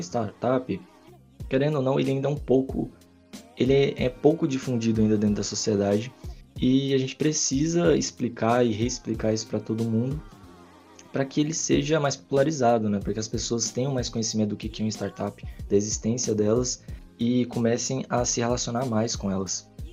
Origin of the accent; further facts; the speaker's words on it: Goiás, Brazil; moved away as an adult; now in Campo Grande, Brazil; Eu sou goiano